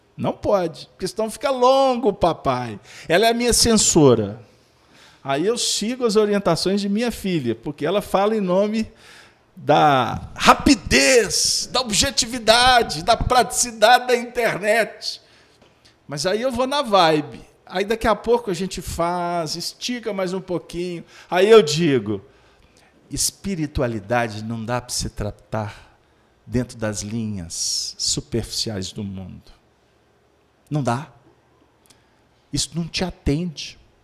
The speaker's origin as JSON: {"language": "Portuguese", "town": "Belo Horizonte", "region": "Minas Gerais", "country": "Brazil", "tie": "born or raised there", "said": "a capital do mais belo horizonte, é minha terra"}